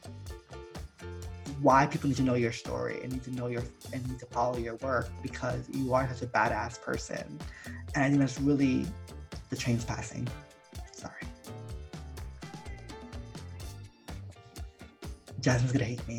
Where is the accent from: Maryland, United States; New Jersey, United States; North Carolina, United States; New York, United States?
New Jersey, United States; also born or lived in Miami, Florida; I was born in Miami and my sister and I moved to Jersey when we were kids. And we grew up, our formative years, for me anyways, were in New Jersey